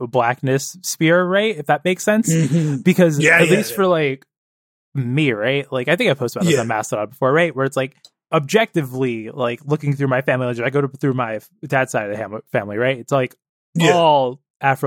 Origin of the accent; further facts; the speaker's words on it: Toronto, Ontario, Canada; I went to high school in Toronto